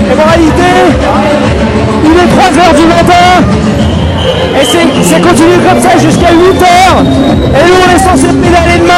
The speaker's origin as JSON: {"language": "French", "town": "Grenoble", "region": "Auvergne-Rhône-Alpes", "country": "France", "said": "on est grenoblois"}